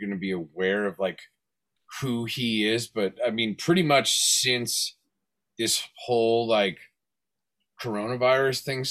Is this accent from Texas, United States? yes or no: no; Fresno, California, United States; also born or lived in Hollywood, Los Angeles / Van Nuys; my parents moved up to the Central Valley, like Fresno, kind of like Yosemite Valley area